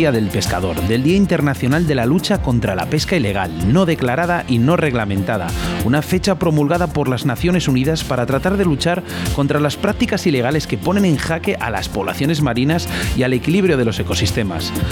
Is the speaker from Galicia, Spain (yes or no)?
no; Valladolid, Castile and León, Spain; Oscar y yo somos de Valladolid, eh, nos, a ver, pescamos prácticamente todas las modalidades